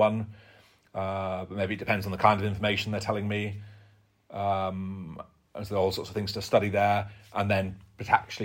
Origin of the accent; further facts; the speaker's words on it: Yorkshire and the Humber, United Kingdom; I'm from Yorkshire